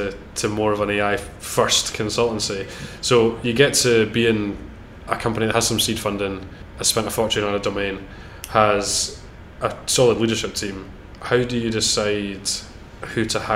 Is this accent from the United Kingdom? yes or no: yes; United Kingdom; as British people